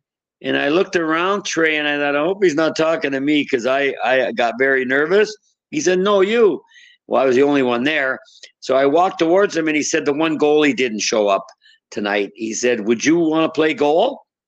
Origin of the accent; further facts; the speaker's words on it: Saskatchewan, Canada; Well, it began in the basement. The old houses used to have basements because they all had to have a furnace. I mean, you can imagine how cold it was.